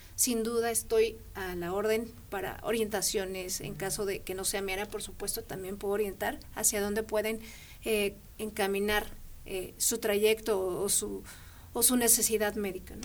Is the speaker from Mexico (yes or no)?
yes; Mexico; somos mexicanas